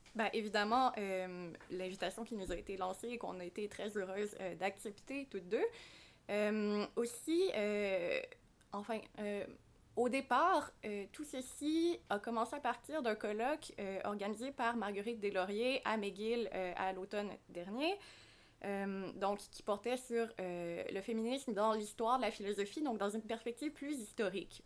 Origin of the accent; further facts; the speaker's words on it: Quebec, Canada; ici, chez nous au Québec